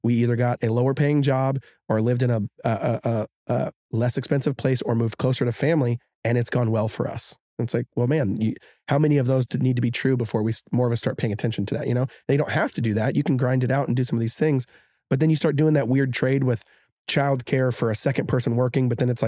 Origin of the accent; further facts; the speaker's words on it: Seattle, Washington, United States; now in Hawaii, United States; We're all from Seattle. We're all from Seattle.